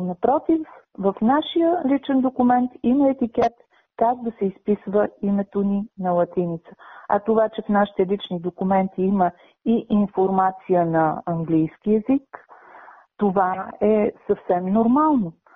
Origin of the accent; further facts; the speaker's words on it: Bulgaria; ние да се обезличим като българи, като народ, като култура